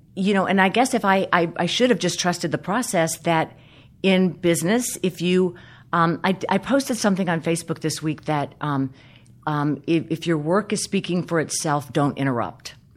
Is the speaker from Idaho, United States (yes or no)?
no; South Carolina, United States; when I was a young girl uh, in the South, I grew up in South Carolina